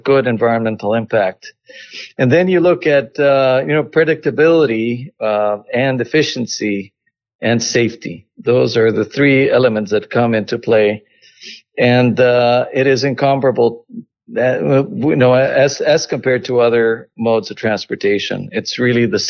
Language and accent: English; Costa Rica; moved away as an adult; now in United States; I was born in Costa Rica, have lived in the U.S. over 30